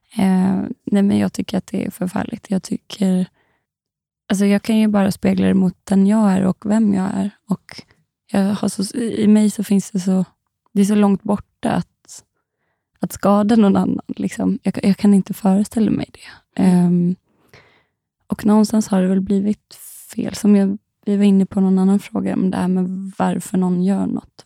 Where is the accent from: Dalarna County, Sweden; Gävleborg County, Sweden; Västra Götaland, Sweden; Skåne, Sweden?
Dalarna County, Sweden; moved away; de bor ju hemma i Dalarna